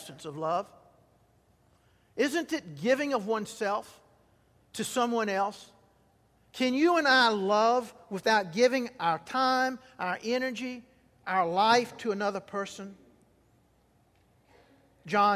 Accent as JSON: {"language": "English", "region": "Mississippi Delta", "country": "United States", "tie": "born or raised there", "said": "I grew up in the Mississippi Delta when cotton was king"}